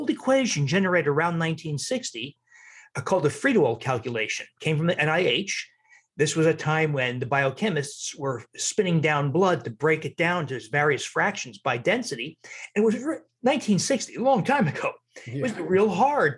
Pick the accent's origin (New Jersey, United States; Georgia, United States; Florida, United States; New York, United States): New Jersey, United States; also born or lived in Wisconsin; now in Milwaukee, United States; I'm from New Jersey, I was living in Wisconsin